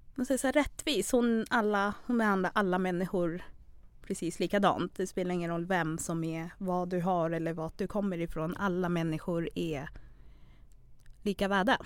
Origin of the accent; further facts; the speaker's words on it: Stockholm, Stockholm County, Sweden; first language Acholi; Swedish is a second language; also born or lived in Uganda; Jag är uppväxt i Skärholmen och Vårberg